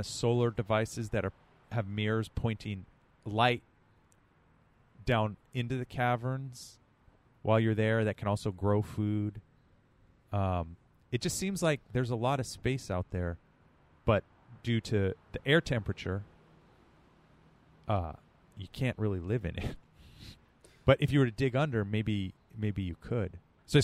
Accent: Bay Area, California, United States; we're from the Bay Area

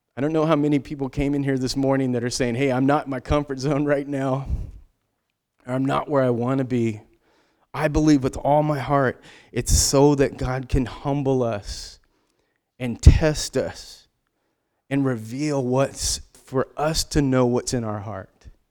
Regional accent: United States; we are Western American, independent.

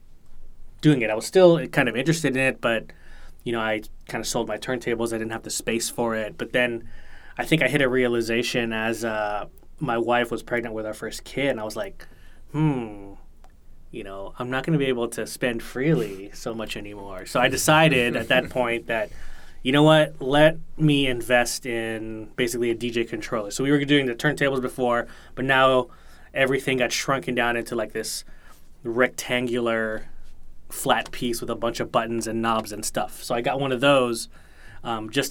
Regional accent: Bay Area, California, United States; moved away as an adult; also born or lived in San Jose / New York; I had been living in San Jose at the time. I had been growing up in the Bay Area.

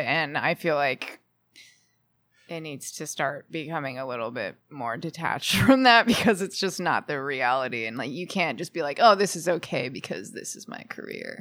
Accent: Houston, Texas, United States; moved away as an adult; also born or lived in Austin, Texas / Nashville, Tennessee; now in Los Angeles, United States; I'm from Texas originally.

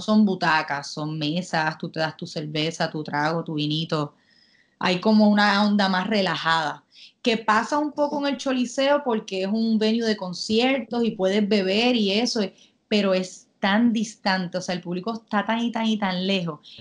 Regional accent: Puerto Rico; moved away as an adult; also born or lived in Manchester, United Kingdom; me mudé de Puerto Rico

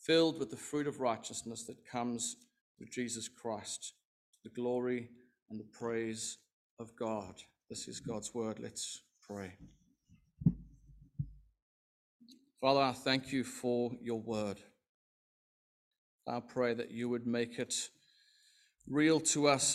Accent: South Africa; I am South African, if you were wondering, from the Southern Hemisphere.

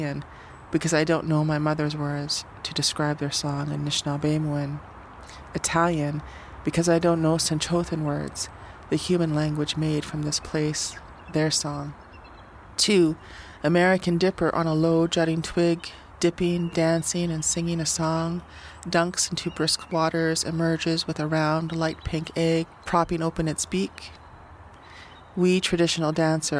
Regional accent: Sault Ste. Marie, Ontario, Canada; also born or lived in Lac Seul First Nation; now in Victoria, Canada; I'm from Sault Ste. Marie, Ontario, and Lac-Seul First Nation

